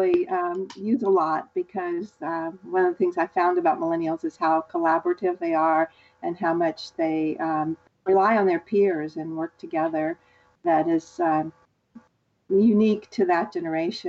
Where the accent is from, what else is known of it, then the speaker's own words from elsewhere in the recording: Augusta, Georgia, United States; now in Atlanta, United States; I live in Atlanta, Georgia, and even though I grew up in Augusta, Georgia